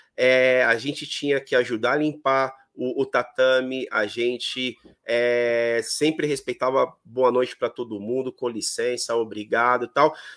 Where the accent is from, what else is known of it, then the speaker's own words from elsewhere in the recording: São Paulo, Brazil; eu sou daqui de São Paulo. Uhum. Moro num bairro aqui chamado Vila Matilde, que é um bairro bem tradicional, e na rua aonde onde eu, eu, sempre basicamente morei quase a minha vida inteira